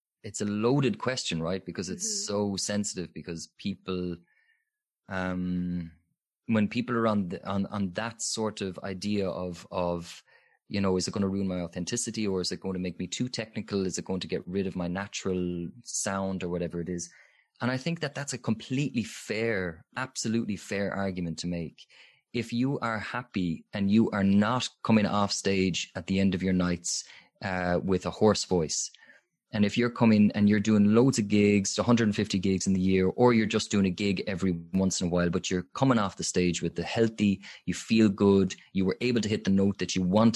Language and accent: English; Limerick, Munster, Ireland; even where I'm from Limerick, there's fantastic singing teachers there.